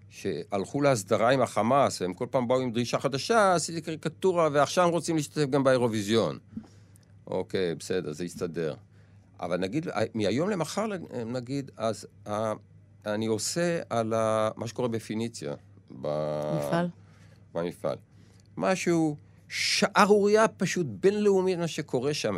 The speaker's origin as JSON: {"language": "Hebrew", "country": "Israel", "said": "אני יצאתי מהקיבוץ"}